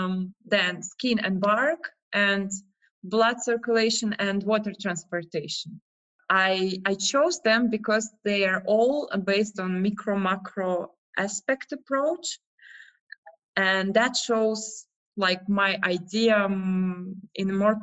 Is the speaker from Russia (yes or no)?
yes; Russia; moved away as an adult; now in Prague, Czech Republic; So I'm from Russia, but I've been like traveling for the last 10 years